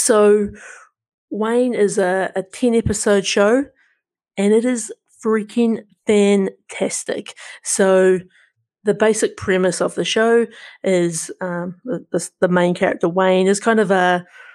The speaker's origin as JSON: {"language": "English", "country": "New Zealand", "accent": "Kiwi", "said": "my Kiwi accent"}